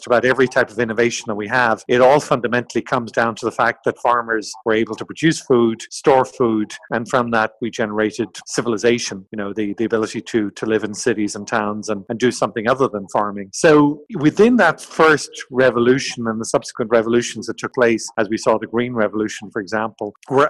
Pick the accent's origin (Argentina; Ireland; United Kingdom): Ireland; moved away as an adult; also born or lived in France / Brazil / Italy; I grew up, as you can tell from my accent, in Ireland